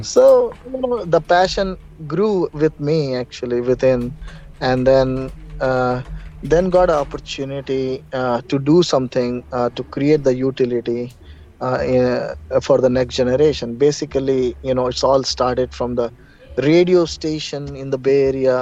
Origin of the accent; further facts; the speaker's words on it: Hyderabad, Telangana, India; moved away; also born or lived in Russia; I'm from basically from India, Hyderabad